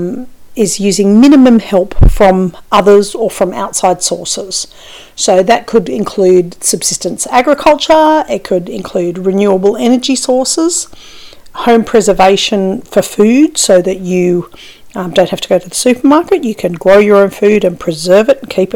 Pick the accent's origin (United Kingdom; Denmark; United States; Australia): Australia; as an Australian